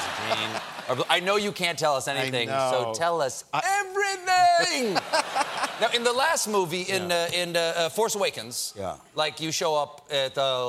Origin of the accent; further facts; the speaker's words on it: Charleston, South Carolina, United States; my hometown of Charleston, South Carolina